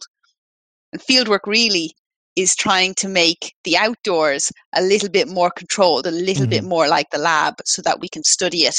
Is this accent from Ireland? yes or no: yes; Dublin, Leinster, Ireland; I grew up in Dublin